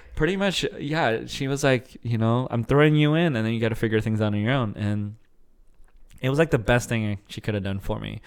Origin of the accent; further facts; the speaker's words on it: Arizona, United States; moved away as an adult; now in Dallas, United States; I grew up in Arizona for a long time